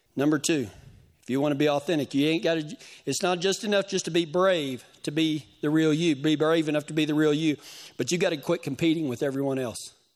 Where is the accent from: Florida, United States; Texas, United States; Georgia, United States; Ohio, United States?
Texas, United States; West; moved away; my hometown